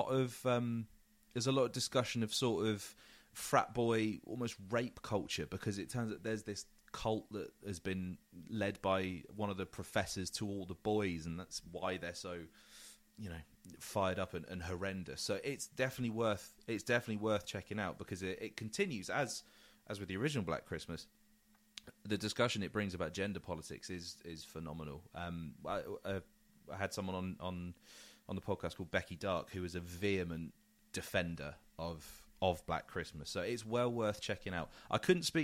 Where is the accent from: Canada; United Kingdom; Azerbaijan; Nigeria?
United Kingdom; England; as an Englishman